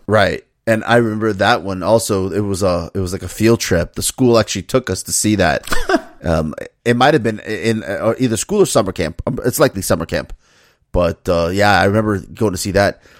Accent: Miami, Florida, United States; me growing up in Miami

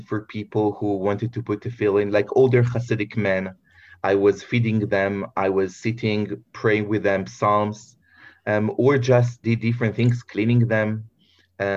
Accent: Bnei Brak, Tel Aviv District, Israel; I grew up in Bnei Brak

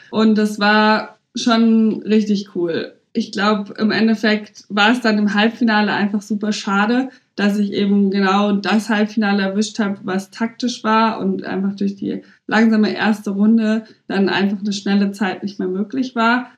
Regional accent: Munich, Bavaria, Germany; moved away as an adult; now in Berlin, Germany; ich bin ja auch gebürtig aus München und habe einfach noch nie woanders gewohnt

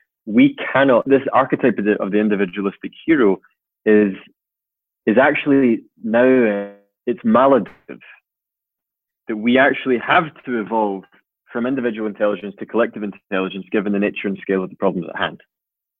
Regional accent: Scotland, United Kingdom; I'm Scottish

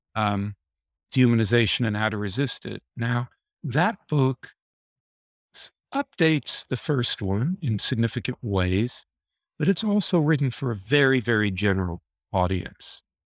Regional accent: Deep South, United States; moved away as an adult; also born or lived in New York City / England; I was raised in the Deep South, in the Jim Crow era

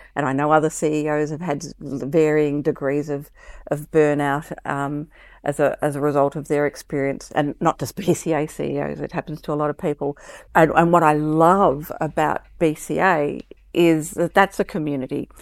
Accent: Melbourne, Victoria, Australia; also born or lived in Brisbane; I was born in in Melbourne and I, I live in Melbourne now, I also spent a little bit of time when I was young in Brisbane

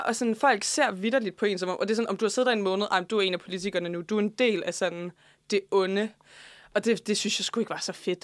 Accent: Faxe, Zealand, Denmark; der, hvor jeg kommer fra i Faxe Kommune

